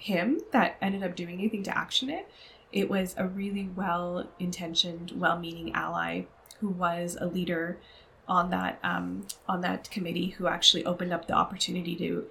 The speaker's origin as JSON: {"language": "English", "country": "Canada", "tie": "born or raised there", "said": "I grew up as a child of Pakistani immigrants and first generation Canadian"}